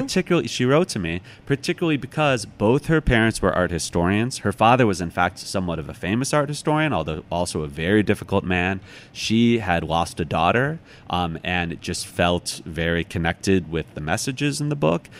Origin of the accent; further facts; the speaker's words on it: outside Chicago, Illinois, United States; now in New York, United States; I grew up outside Chicago